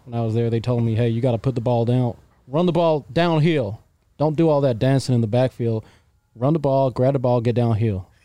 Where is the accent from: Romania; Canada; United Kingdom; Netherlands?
United Kingdom; moved away; I'm British